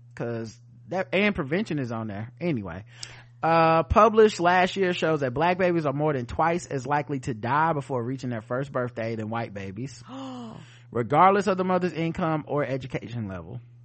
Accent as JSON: {"language": "English", "region": "the South", "country": "United States", "said": "I'm from the South, y'all"}